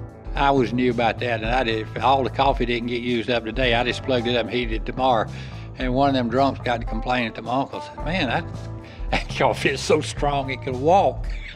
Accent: Greenville, South Carolina, United States; I grew up around Brandon, over at West Greenville, Brandon Mill Village.

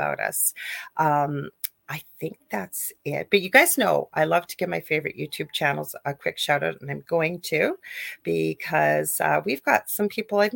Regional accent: Canada; I'm a Canadian spiritual medium

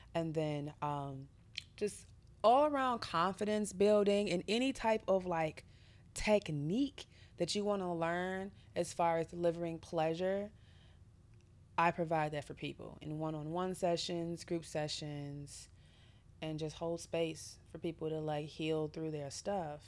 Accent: United States; as an American woman

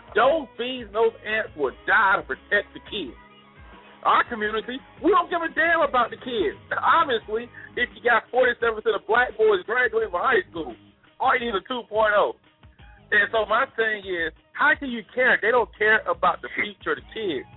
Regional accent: Montgomery, Alabama, United States; now in Phoenix, United States; I grew up in Alabama. Well, you know, I'm from Montgomery, heart of segregation

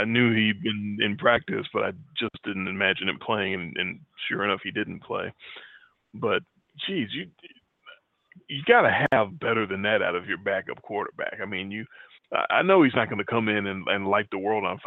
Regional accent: Tennessee, United States; My home state Titans

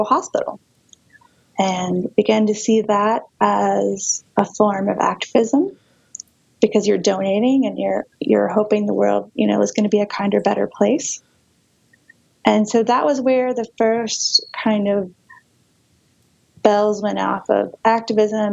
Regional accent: Charlotte, North Carolina, United States; I grew up in Charlotte, which for a long time was seen as a very conservative banking town

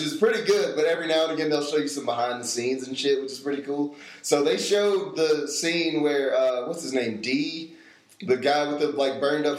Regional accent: Tennessee, United States; moved away; I'm from Tennessee originally, and when I go home, like I don't even notice it, but I end up sounding like all of my family does

